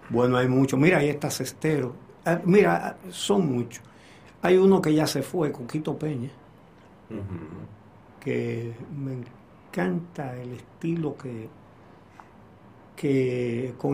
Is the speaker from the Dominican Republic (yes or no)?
yes; Dominican Republic; Como buen dominicano.